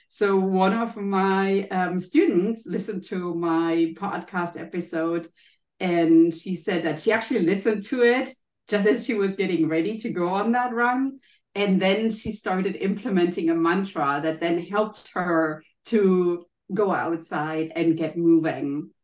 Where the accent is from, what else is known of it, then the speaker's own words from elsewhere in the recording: Germany; accent: German; English is a second language; as you can maybe hear from my accent, I'm German.